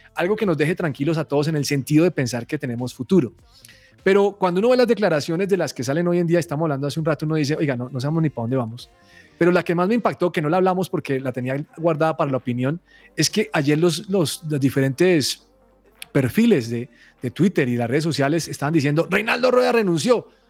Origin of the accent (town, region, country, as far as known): Colombia